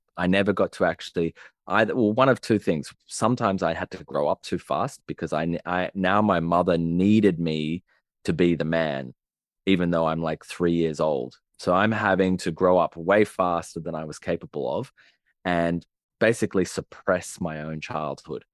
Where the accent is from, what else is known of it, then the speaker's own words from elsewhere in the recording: Sydney, New South Wales, Australia; I grew up in Sydney, in the city, and on, in the suburbs